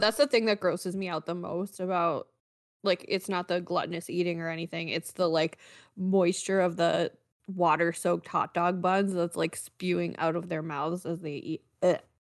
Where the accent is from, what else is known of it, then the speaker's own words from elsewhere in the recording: Canada; now in United States; I am a Canadian living in the US.